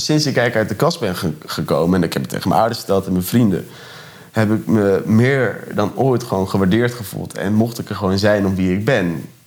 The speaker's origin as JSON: {"language": "Dutch", "town": "Urk", "region": "Flevoland", "country": "Netherlands", "tie": "born or raised there", "moved": "as an adult", "lives_now": "Ede, Netherlands", "said": "Ik kom van Urk"}